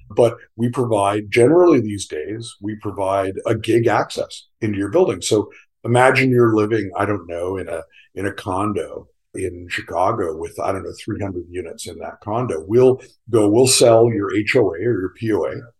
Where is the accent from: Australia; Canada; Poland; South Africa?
Canada; moved away as an adult; also born or lived in South Carolina; I'm a Canadian. Most of my career was spent in Canada